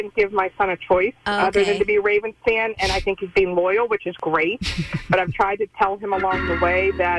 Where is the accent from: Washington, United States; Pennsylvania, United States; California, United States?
Pennsylvania, United States; Pittsburgh; now in Eldersburg, United States; Well, I grew up in Pittsburgh, a diehard Steelers fan